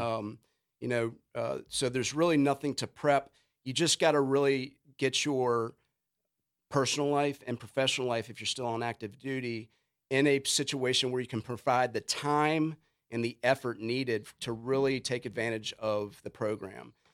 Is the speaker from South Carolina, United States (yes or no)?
no; Richmond, Virginia, United States; moved away; I grew up skating in Richmond and that was kinda that scene